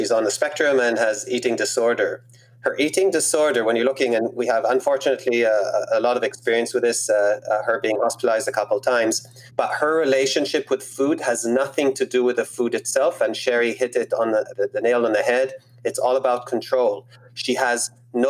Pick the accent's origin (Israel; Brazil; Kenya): Israel; I grew up in Israel